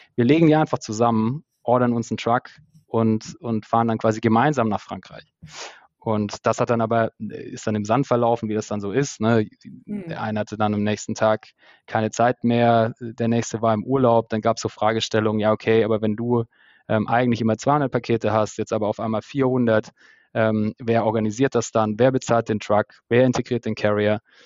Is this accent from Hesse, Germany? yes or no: no; Stuttgart area, Baden-Württemberg, Germany; moved away as an adult; now in Berlin, Germany; aus dem Stuttgarter Raum, wo ich herkomme